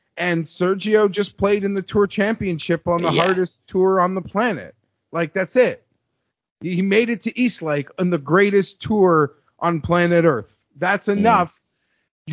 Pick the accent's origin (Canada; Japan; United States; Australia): Canada; I'm Canadian